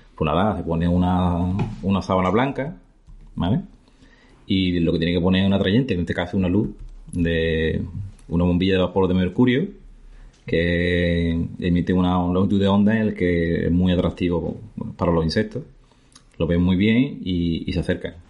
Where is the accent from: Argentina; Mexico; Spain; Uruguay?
Spain; La Barca de la Florida, Andalusia; soy de la Barca de la Florida, que es un pueblo muy bonito, en la campiña de Jerez, en Cádiz. No, yo nací aquí, la verdad que viví, nací y viví en un pueblo